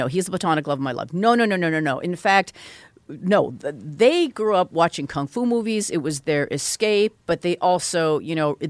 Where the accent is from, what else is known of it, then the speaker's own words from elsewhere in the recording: Vancouver, British Columbia, Canada; born there; if you're asking where I was born in Vancouver. My parents are Korean.